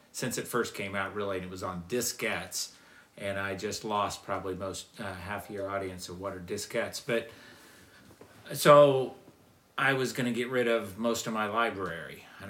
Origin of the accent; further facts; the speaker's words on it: Illinois, United States; now in Powhatan, United States; Grew up in Illinois, small town, farm town in Illinois.